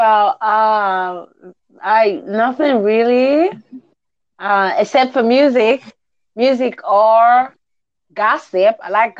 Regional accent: Nigeria; I am in Nigeria.

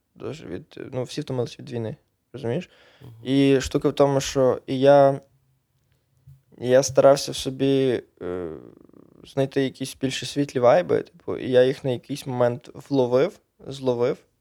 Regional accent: Sokal district, Lviv Oblast, Ukraine; also born or lived in Poland; Я Сокальський район, Львівська область, село Копитів, але я про... провчився в школі в Чорнограді

